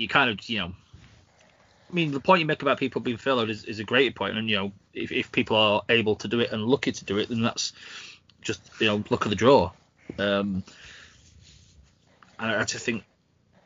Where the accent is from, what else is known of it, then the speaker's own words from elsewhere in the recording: Yorkshire and the Humber, United Kingdom; as a Yorkshireman